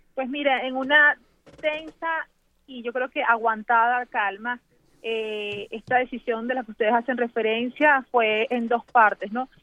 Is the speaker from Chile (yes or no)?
no; Venezuela; Te hablo como una venezolana de a pie